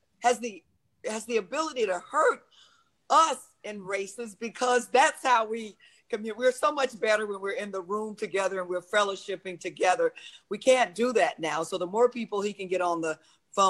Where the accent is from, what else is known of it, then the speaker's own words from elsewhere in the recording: Florida, United States; I'm from Florida.